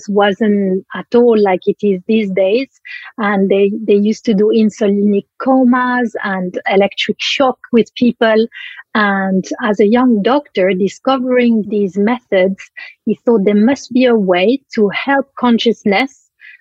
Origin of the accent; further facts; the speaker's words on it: Switzerland; moved away; I come from Switzerland originally